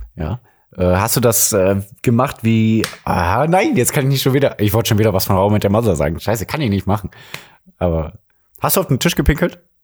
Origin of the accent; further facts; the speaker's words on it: Mülheim an der Ruhr, North Rhine-Westphalia, Germany; Die Geschwister aus dem Ruhrgebiet, aufgewachsen in der Geburtsstadt von Helge Schneider